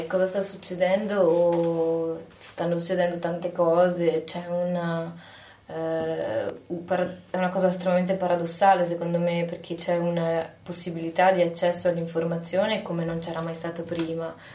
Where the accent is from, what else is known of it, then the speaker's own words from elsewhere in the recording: Padua, Veneto, Italy; io sono una padovana